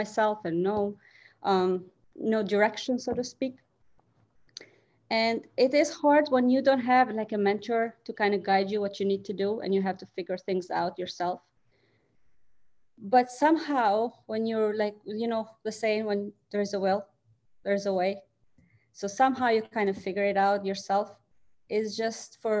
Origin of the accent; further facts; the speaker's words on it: Albania; English is a second language; moved away as an adult; now in Michigan, United States; I'm originally from Albania. I came here in 2003.